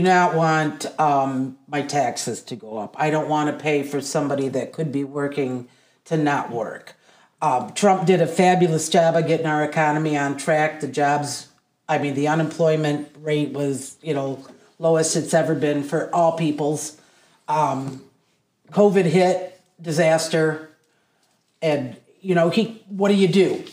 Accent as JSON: {"language": "English", "town": "Adrian", "region": "Michigan", "country": "United States", "tie": "born or raised there", "also_born_or_lived": "Massachusetts / Blissfield, Michigan", "said": "I was born in Massachusetts. We moved to Adrian when I was six."}